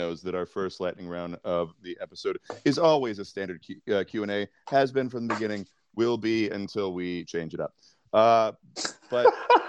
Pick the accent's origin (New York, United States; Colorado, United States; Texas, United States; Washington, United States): New York, United States; New York City; now in Michigan, United States; from Brooklyn, New York, currently out in the dirty mitten of Michigan.